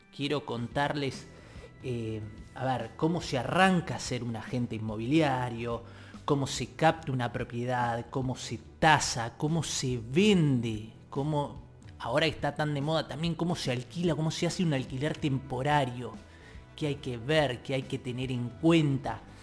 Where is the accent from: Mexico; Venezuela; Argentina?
Argentina; Tigre, Buenos Aires Province; soy de Tigre